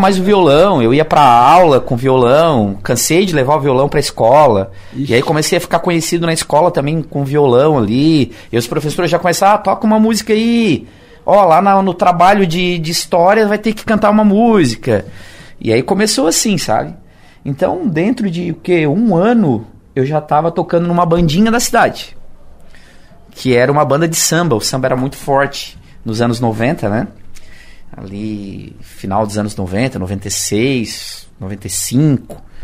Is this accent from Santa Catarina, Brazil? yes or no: yes; Siderópolis, Santa Catarina, Brazil; moved away as an adult; also born or lived in Criciúma; eu só nasci aqui, mas eu, meus pais sempre foram de Siderópolis. E morei em Siderópolis até quatro anos atrás